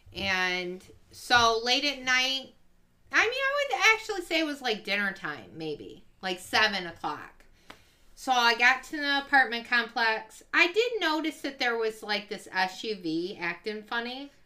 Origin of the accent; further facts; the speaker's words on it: Ypsilanti, Michigan, United States; We moved to Ypsilanti